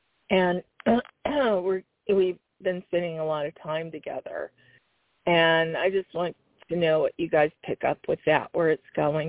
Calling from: Tucson, Arizona, United States; From Tucson area. I'm calling from the Tucson area.

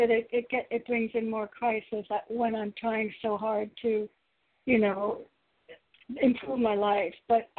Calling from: Connecticut, United States; again from Connecticut.

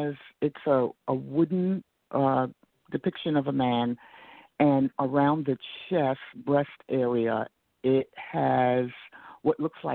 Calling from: Atlanta, Georgia, United States; Atlanta, Georgia.

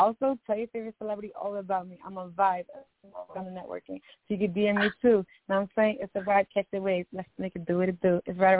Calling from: New Jersey, United States; I'm calling from Jersey. You know, I'm a Jersey girl. I'm on a Jersey, but in Philly, holding it down.

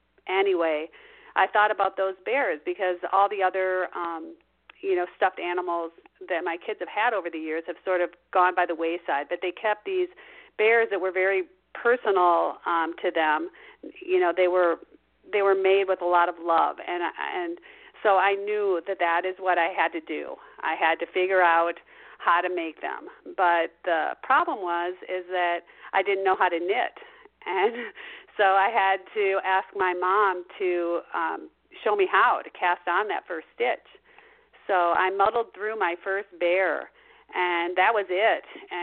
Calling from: Minneapolis, Minnesota, United States; I'm calling from Mother Bear headquarters, which is Minneapolis, Minnesota.

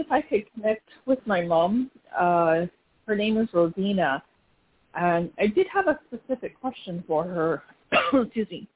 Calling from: North Carolina, United States; I'm calling from North Carolina

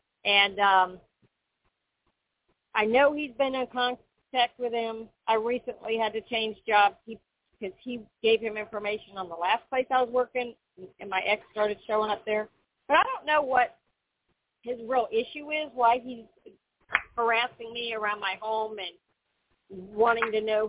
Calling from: Florida, United States

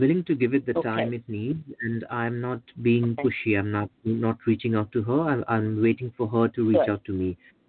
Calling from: United Kingdom; I'm calling from the UK.

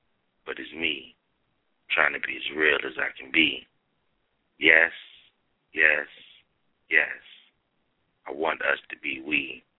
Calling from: Cincinnati, Ohio, United States; Cincinnati, Ohio.

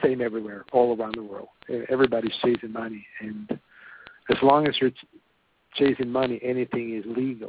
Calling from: Sweden; I'm calling from Sweden.

